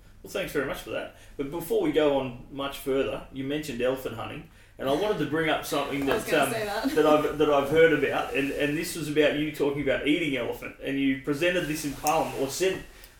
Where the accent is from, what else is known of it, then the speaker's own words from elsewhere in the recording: New South Wales, Australia; I grew up in New South Wales myself, so.